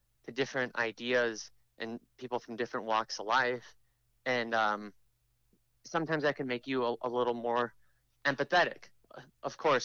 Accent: Brainard, Nebraska, United States; moved away as an adult; now in New York City, United States; people may vote Republican overwhelmingly in my home state, especially in the small towns like the one where I grew up

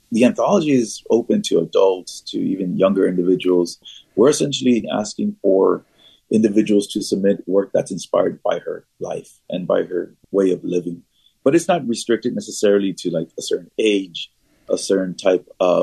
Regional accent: the Rio Grande Valley, Texas, United States; growing up in the Valley

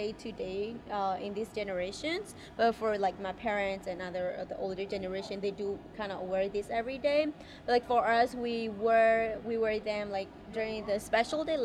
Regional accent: Thailand; also born or lived in Dallas, Texas / Iowa; now in Milwaukee, United States; Originally, I was born in Thailand, refugee camp, and then I grew up there. We moved to American back in 2010.

